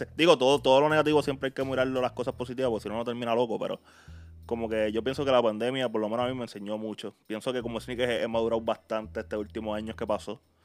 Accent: Puerto Rico; donde yo soy, que es de Puerto Rico

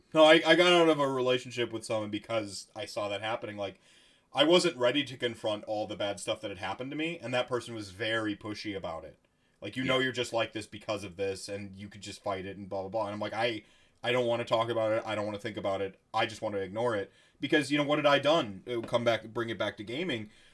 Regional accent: Wisconsin, United States; I'm just from Wisconsin

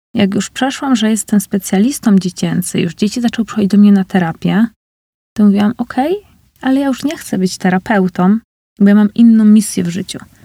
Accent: Uniejów, Łódź Voivodeship, Poland; also born or lived in Scotland; now in Łódź, Poland; w Uniejowie, gdzie jest moje rodzinne miasto

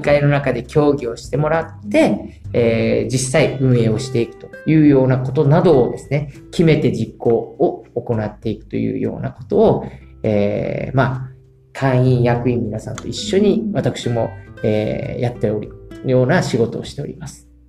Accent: Kotake, Fukuoka, Japan; 小竹町生まれで、えー、そして小竹町出身でございます。

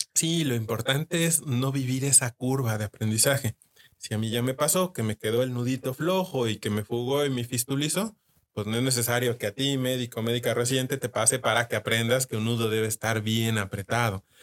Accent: Mexico; uno como mexicano

